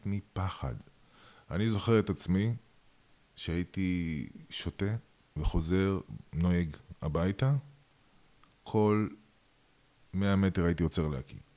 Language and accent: Hebrew; Russia; also born or lived in Georgia (parents); now in Israel; אני אה, נולדתי ברוסיה